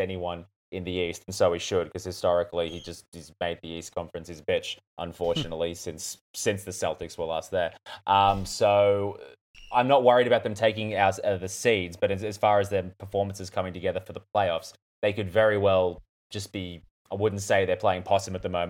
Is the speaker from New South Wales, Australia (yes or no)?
yes; Newcastle, New South Wales, Australia; grew up in my hometown